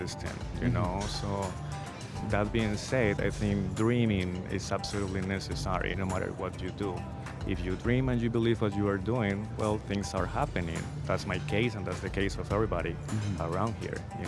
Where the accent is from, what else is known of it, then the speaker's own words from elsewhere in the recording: Cali, Valle del Cauca, Colombia; moved away; my city, Cali, was really well known for being the resistance point